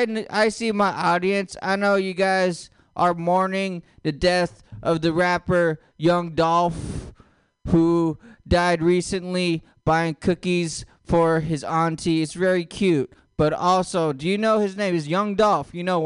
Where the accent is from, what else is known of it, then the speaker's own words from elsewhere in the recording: Philippines; I know you guys think, since I have long hair and a jean jacket, that I'm Native American. I'm not. I'm Filipino.